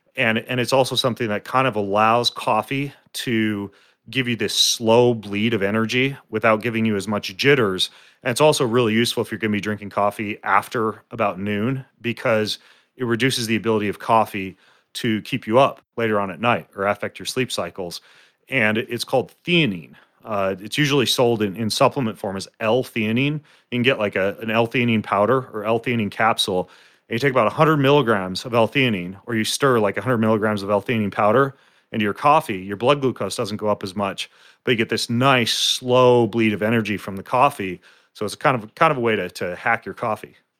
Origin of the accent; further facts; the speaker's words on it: North Idaho, United States; I grew up in North Idaho.